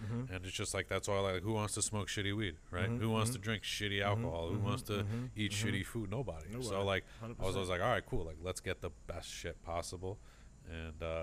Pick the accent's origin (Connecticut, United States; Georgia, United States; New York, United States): Connecticut, United States; moved away as an adult; also born or lived in Oregon; now in Los Angeles, United States; I was from Connecticut, and mm-hmm, I just moved out west.